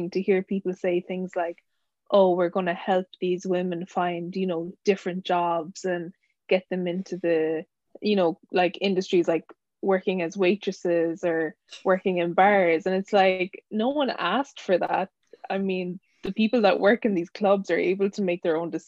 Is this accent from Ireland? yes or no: yes; Ireland; moved away as an adult; now in United Kingdom; I'm originally from Ireland, but living in the UK for maybe a year and a half.